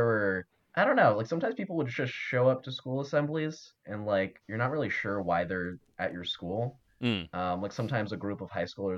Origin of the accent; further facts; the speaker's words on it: New Jersey, United States; I grew up in Jersey